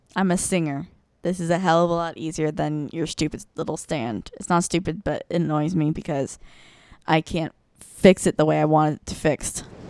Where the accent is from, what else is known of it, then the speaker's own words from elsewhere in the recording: Florida, United States; now in Northern Virginia, United States; I'm technically from the South. I'm, like, I'm from Florida